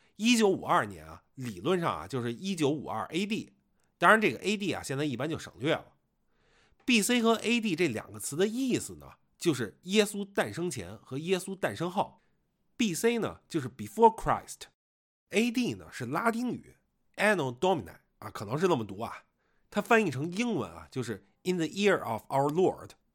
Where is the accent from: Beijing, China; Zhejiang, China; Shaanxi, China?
Beijing, China; moved away; 我作为一个北京人啊